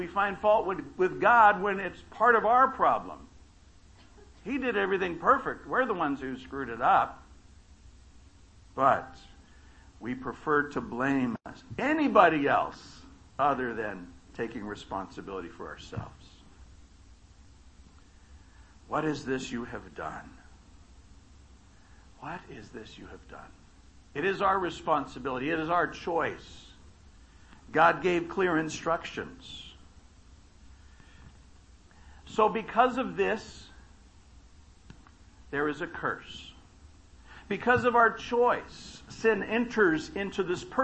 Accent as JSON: {"language": "English", "town": "Baker", "region": "California", "country": "United States", "tie": "born or raised there", "said": "I grew up in Baker, California, not Bakersfield."}